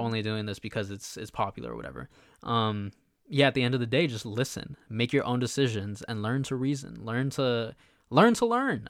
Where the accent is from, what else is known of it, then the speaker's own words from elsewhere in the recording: United States; we were born here, we're American